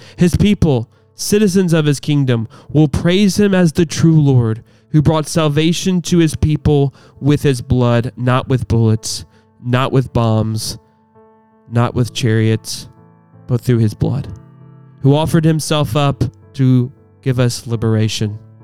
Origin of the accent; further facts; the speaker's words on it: United States; As American Christians